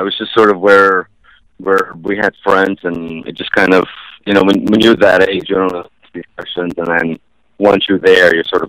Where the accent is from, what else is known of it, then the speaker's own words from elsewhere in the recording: Ukraine; born there; I was born in Ukraine.